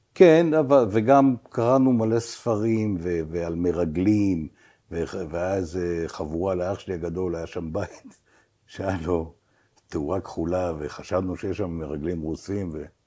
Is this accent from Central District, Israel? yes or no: no; Beersheba, Southern District, Israel; moved away; also born or lived in Tel Aviv; נולדתי בבאר שבע